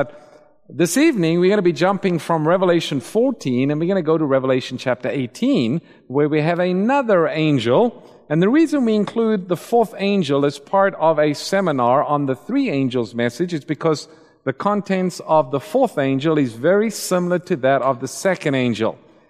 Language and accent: English; Eswatini; I spent some time in the mission field growing up in Swaziland